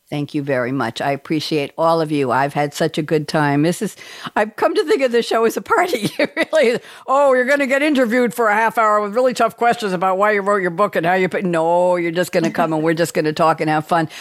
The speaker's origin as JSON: {"language": "English", "town": "New York City", "region": "New York", "country": "United States", "tie": "born or raised there", "moved": "as an adult", "lives_now": "North Carolina, United States", "said": "when I was growing up in Douglaston, Long Island"}